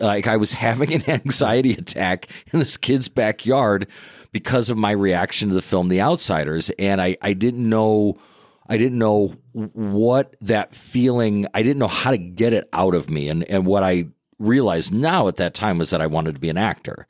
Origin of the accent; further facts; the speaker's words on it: Merrillville, Indiana, United States; Growing up in Maryville, uh, Indiana